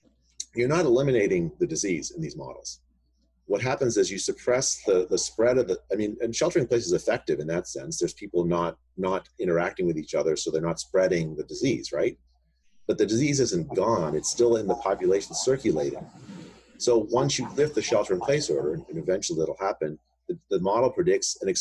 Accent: India; now in United States; I was born in India

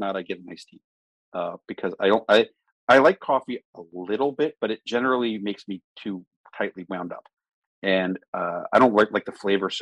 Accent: Maryland, United States; I'm from Maryland

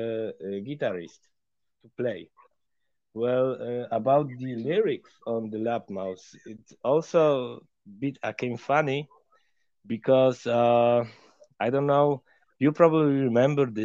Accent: Poland; because we are from Poland and Ukraine is our neighbor.

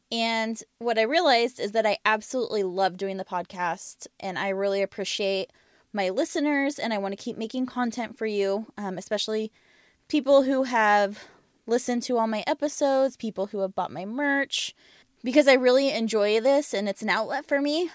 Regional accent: Pacific Northwest, United States; I was born in the Pacific Northwest

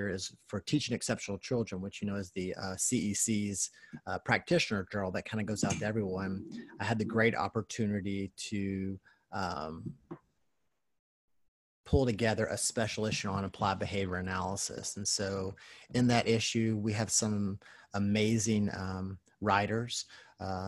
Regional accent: Kentucky, United States; I was raised in Kentucky

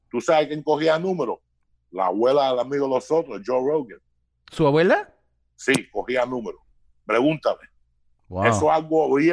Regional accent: Cuba; first language es; moved away; yo hablé, español en la primera lengua mía, entonces aprendí inglés cuando me mudé de Cuba.

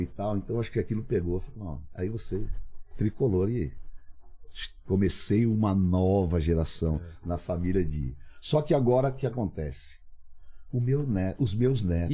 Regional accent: São Paulo, Brazil; Cambuci, aquela, aquela ali era a minha área. Estudei ali no Cambuci, no grupo escolar professor Gomes Cardim

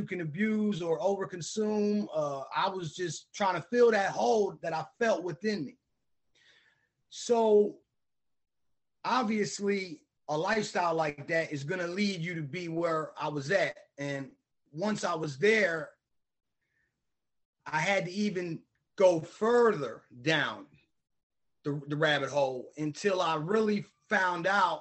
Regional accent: Bridgeton, New Jersey, United States; I grew up in Bridgeton, New Jersey.

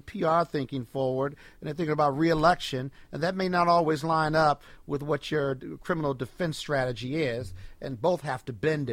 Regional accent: Chicago, Illinois, United States; now in Washington, D.C., United States; I'm from Chicago.

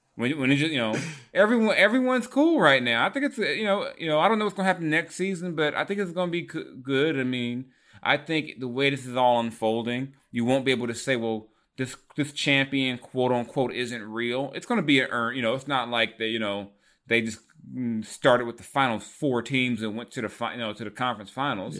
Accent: California, United States; I'm from California

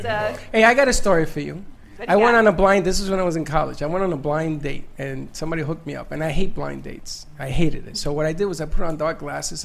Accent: New York City, New York, United States; I'm from the Bronx, honey.

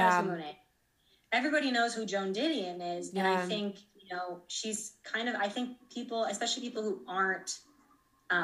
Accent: Connecticut, United States; I'm from Connecticut

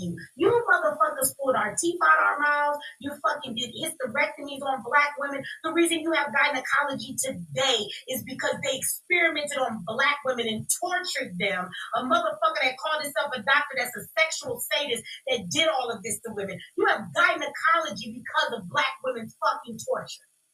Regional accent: United States; I'm an American child. I was born in America

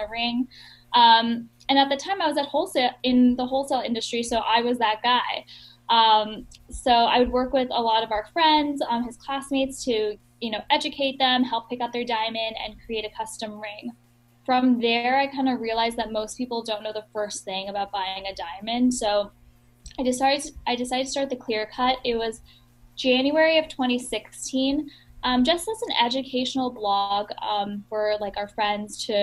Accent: Miami Beach, Florida, United States; I grew up in Miami Beach, Florida

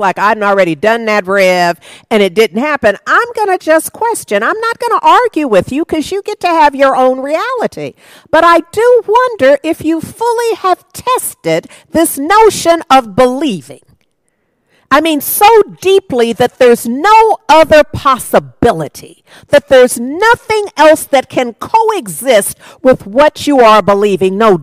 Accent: United States; this is where I live, and I am an American

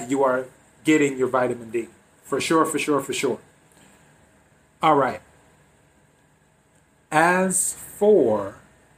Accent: the Carolinas, United States; moved away as an adult; now in Los Angeles, United States; I'm originally from the East Coast, from the Carolinas

